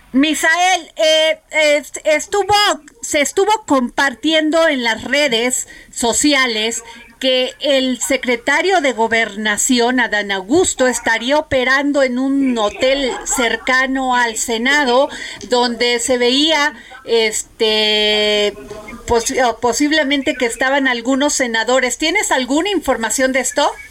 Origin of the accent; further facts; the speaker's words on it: Veracruz, Mexico; en mi pueblo Veracruz, en caliente